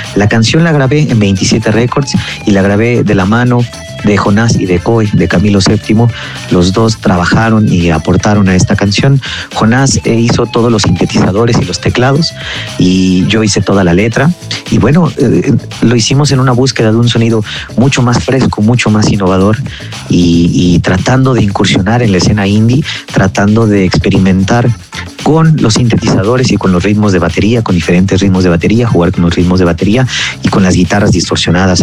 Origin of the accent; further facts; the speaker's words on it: Mexico; soy un cantautor mexicano